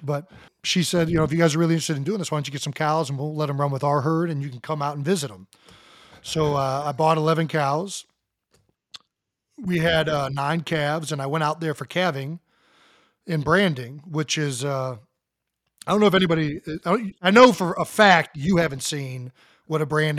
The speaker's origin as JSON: {"language": "English", "region": "West Virginia", "country": "United States", "tie": "born or raised there", "said": "I think going to the cousin's farm growing up in West Virginia got me interested in farming"}